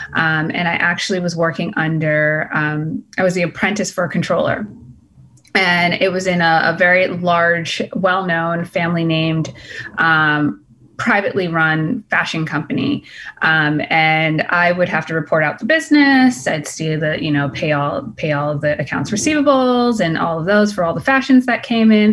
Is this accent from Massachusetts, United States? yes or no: yes; Boston, Massachusetts, United States; moved away as an adult; now in California, United States; I'm born and raised in Boston